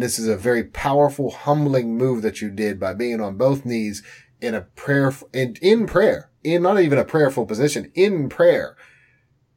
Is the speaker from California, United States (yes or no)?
no; Pittsburgh, Pennsylvania, United States; I'm from Pittsburgh.